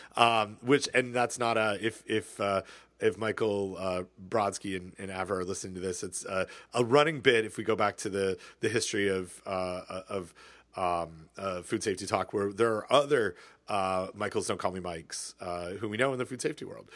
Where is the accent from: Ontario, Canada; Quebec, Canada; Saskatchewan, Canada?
Ontario, Canada; Southern; I grew up in Southern Ontario